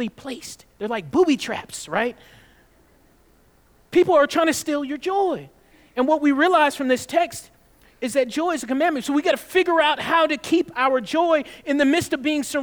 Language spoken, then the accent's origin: English; the South, United States; I'm from the South